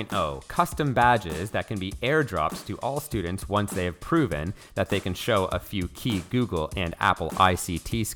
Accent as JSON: {"language": "English", "country": "Canada", "moved": "yes", "said": "I'm from Canada."}